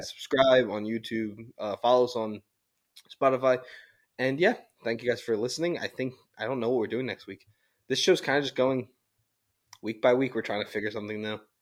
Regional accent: Philadelphia, Pennsylvania, United States; we're from Philly

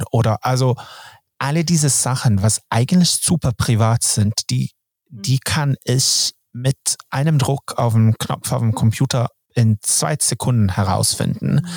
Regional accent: Sweden; German is a second language; Und als Schwede, dann, dann ist das, es hört sich zu doof an.

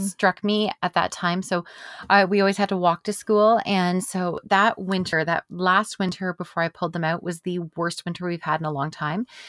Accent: Canada; as a Canadian

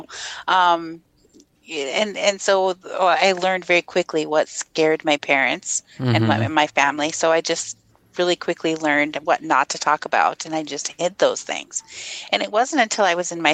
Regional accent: Minnesota, United States; accent: Minnesota; also born or lived in Fargo-Moorhead; I was born and raised in Minnesota

